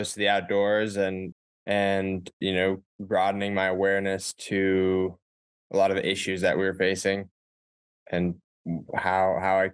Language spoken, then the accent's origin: English; Ithaca, New York, United States; I went to Cornell University in upstate New York, well, the same town that I grew up in Ithaca